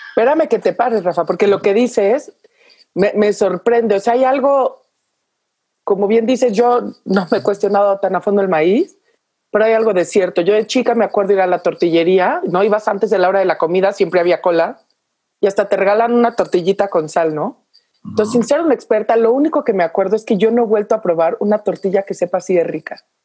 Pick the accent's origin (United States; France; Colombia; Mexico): Mexico; como buenos mexicanos